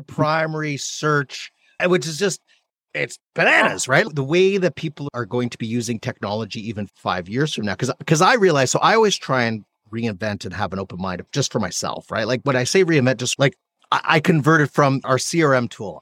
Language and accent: English; Canada; now in United States; I'm Canadian. I'm an immigrant to the United